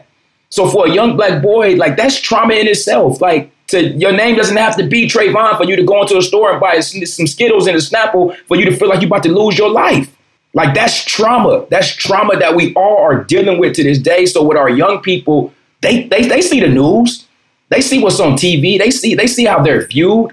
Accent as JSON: {"language": "English", "town": "Compton", "region": "California", "country": "United States", "tie": "born or raised there", "also_born_or_lived": "Watts", "said": "I grew up in Compton"}